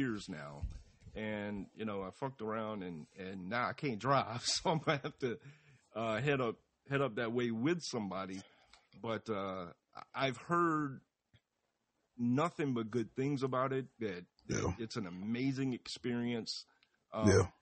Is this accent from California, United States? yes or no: no; Atlanta, Georgia, United States; as a kid, especially growing up in Atlanta